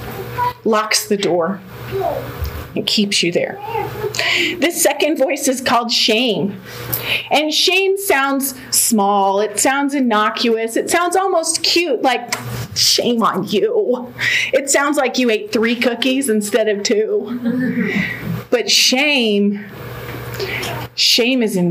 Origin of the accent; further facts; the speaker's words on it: Denver, Colorado, United States; also born or lived in Oklahoma; I was born and raised here in Denver.